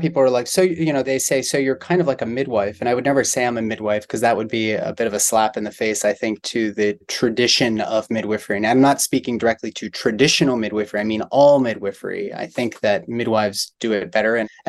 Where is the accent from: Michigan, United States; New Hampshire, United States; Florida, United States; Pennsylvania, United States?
Pennsylvania, United States; Pittsburgh; also born or lived in San Diego, California; now in Kentucky, United States; I grew up in Pittsburgh, Pennsylvania.